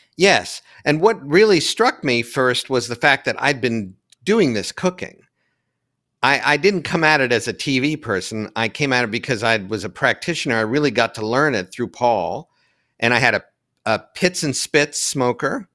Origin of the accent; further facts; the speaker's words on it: London, Ohio, United States; moved away as an adult; also born or lived in New York City / Hudson Valley; growing up in Ohio